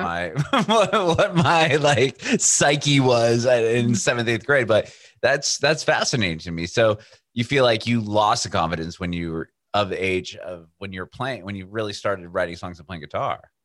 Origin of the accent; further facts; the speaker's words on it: San Diego, California, United States; I'm originally from uh, San Diego, which is you know West Coast by Los Angeles.